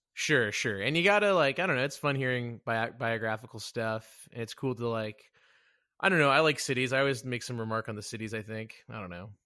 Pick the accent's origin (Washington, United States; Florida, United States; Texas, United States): Texas, United States; Dallas; also born or lived in Plano, Texas; I'm from, uh, Dallas, freaking Texas